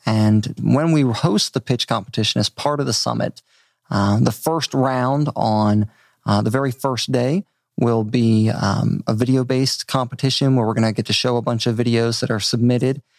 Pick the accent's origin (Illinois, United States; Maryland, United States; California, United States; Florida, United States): Maryland, United States; moved away as an adult; also born or lived in Richmond, Virginia / Outer Banks, North Carolina / upstate New York; now in Bentonville, United States; I grew up on the East Coast. Uh, Maryland is home